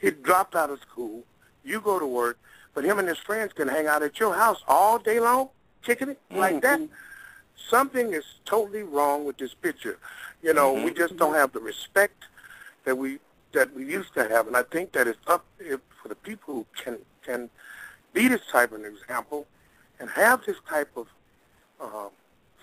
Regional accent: Mississippi, United States; moved away; Originally I'm from Mississippi. I'm just a country boy

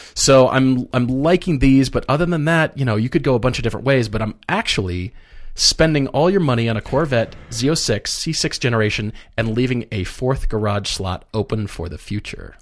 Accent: Colorado, United States; also born or lived in Minneapolis, Minnesota; I grew up in Colorado

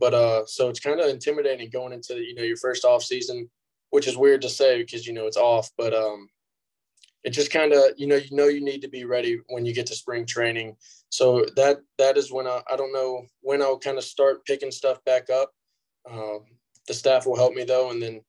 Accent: Houston, Texas, United States; But my hometown team, obviously, for life, has always been the Astros.

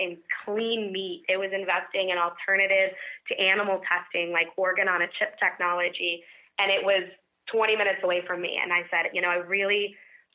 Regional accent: Kansas, United States; I've grown and born and raised in Kansas

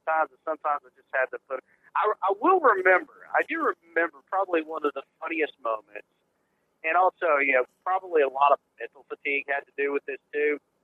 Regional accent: Huntsville, Alabama, United States; the Rocket City Trash Pandas here in my hometown.

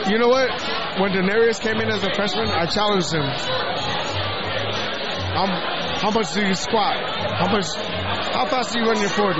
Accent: Long Beach, California, United States; moved away; also born or lived in Bozeman, Montana; I'm a little kid from from Long Beach, California

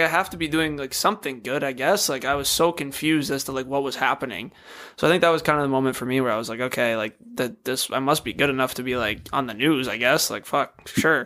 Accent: Apple Valley, Minnesota, United States; growing up in Apple Valley, like not typically a hockey city

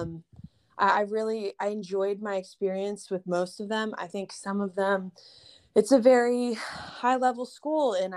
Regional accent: Texas, United States; also born or lived in Boston; I was from Texas

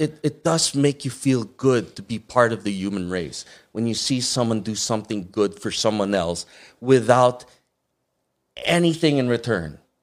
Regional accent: Muntinlupa, Metro Manila, Philippines; also born or lived in Batangas; now in Los Angeles, United States; I grew up in Ayala, Alabang.

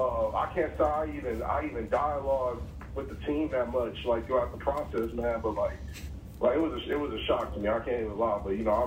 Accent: Fort Worth, Texas, United States; moved away; I'm not sure on the specifics because I'm from Fort Worth

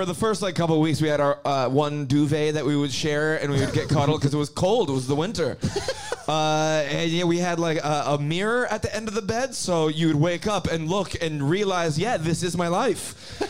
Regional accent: Canada; now in Australia; I'm from Canada.

